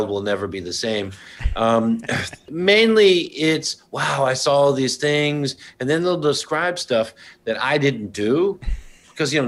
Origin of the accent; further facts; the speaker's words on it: Brookline, Massachusetts, United States; moved away as an adult; also born or lived in Eugene, Oregon / Drain, Oregon / Amsterdam / Berlin; now in New York City, United States; I grew up in Brookline, Massachusetts